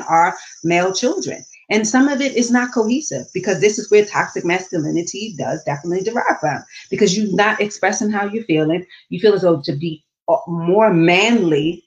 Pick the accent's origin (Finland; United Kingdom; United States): United States; Baltimore, Maryland; moved away; also born or lived in the South; I grew up in Baltimore City